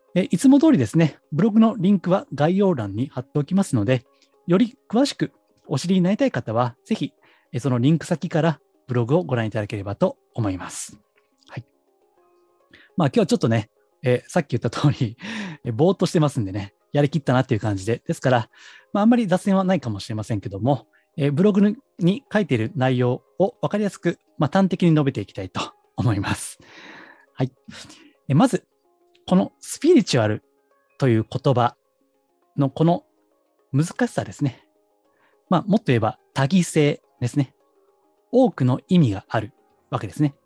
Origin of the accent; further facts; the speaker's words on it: Kansai, Japan; accent: Kansai dialect; 私関西人なんでね、出身が